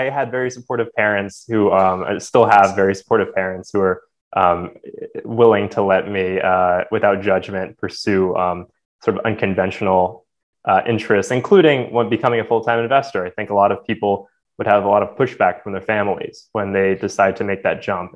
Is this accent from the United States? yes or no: yes; New Jersey, United States; I grew up in New Jersey